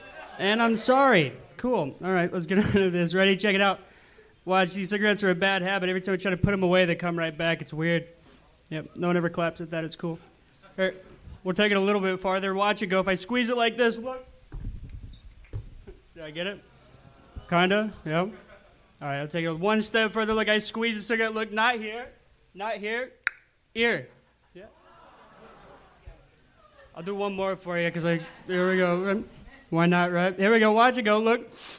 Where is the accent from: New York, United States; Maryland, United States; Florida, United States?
Florida, United States